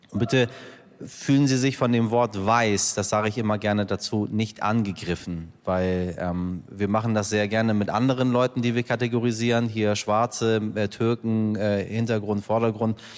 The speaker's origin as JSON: {"language": "German", "country": "Iran", "said": "es ist irgendwie immer kompliziert, dort durch die Grenze auch als Iraner zu kommen."}